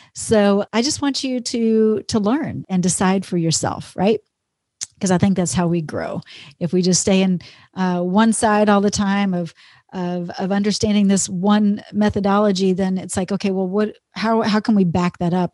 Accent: Texas, United States; moved away as an adult; also born or lived in Minnesota; now in Minneapolis, United States; I grew up in Texas. I'm a Texas girl and always will be

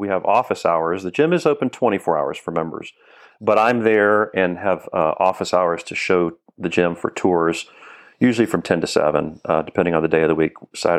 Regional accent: Florida, United States; Florida. I'm a native Floridian. I have lived elsewhere, but I keep coming back, and this is home.

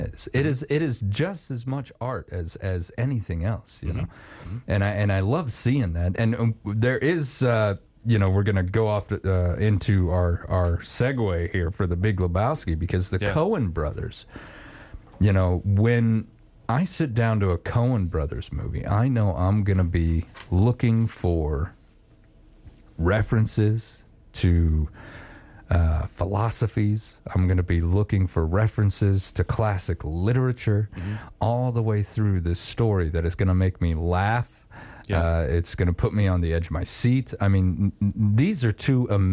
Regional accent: Wyoming, United States; as a kid, I grew up in Wyoming

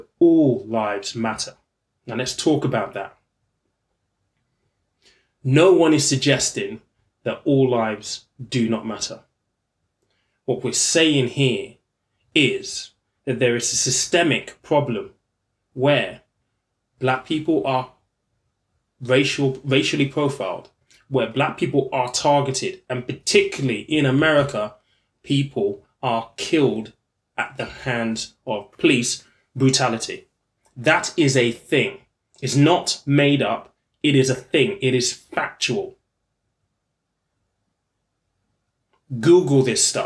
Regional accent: East Sussex, South East England, United Kingdom; I grew up in East Sussex.

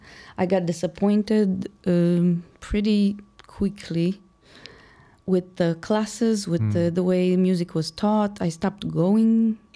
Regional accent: Moldova; English is a second language; now in Chicago, United States; Moldova. {S1} Okay. {S2} Republic of Moldova.

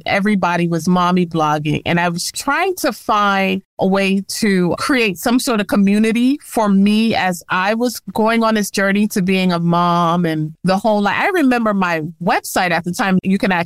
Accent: New York, United States; I was born and raised in New York, originally from the Bronx

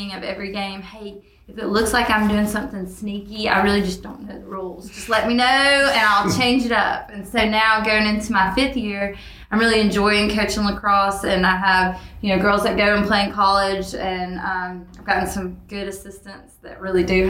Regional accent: Alabama, United States; moved away; I'm from Alabama and honestly had never even seen lacrosse be played when I came to Darlington

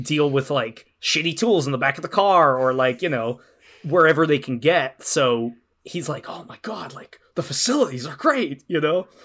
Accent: Ireland; moved away as an adult; I'm from Ireland. I moved here about ten years ago.

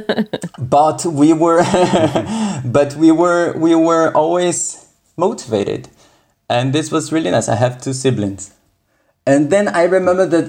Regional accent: São Paulo, Brazil; first language Portuguese; English is a second language; moved away; I was born in Sao Paulo in Brazil.

